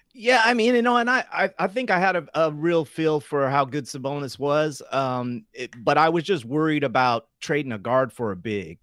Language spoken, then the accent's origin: English; Sacramento, California, United States; growing up in South Sacramento